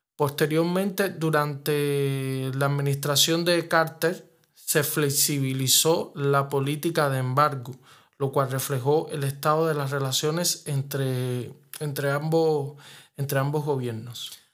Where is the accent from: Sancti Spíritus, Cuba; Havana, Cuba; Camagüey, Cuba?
Havana, Cuba; cubano, nacido en La Habana